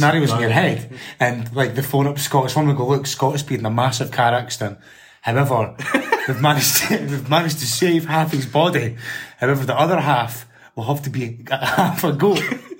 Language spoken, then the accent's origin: English; Scotland, United Kingdom; born or raised there